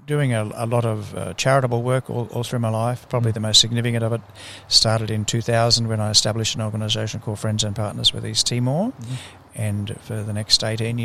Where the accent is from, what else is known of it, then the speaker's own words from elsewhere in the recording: Brisbane, Queensland, Australia; I grew up here in Brisbane